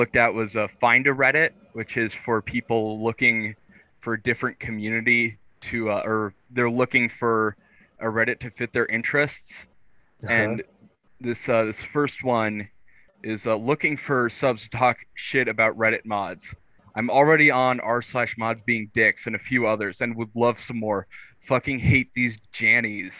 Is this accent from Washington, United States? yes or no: yes; Seattle, Washington, United States; I'm from Seattle